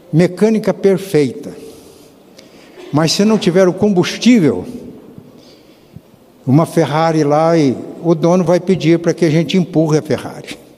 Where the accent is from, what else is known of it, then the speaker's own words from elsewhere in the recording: south of Minas Gerais, Brazil; accent: caipira; a linguagem do caipira lá da minha terra, sul de Minas